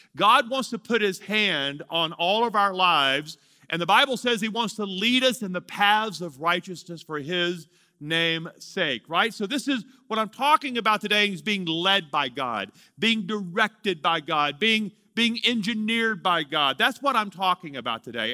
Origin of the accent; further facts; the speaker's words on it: Louisiana, United States; moved away as an adult; also born or lived in Amarillo, Texas; I'm from Louisiana.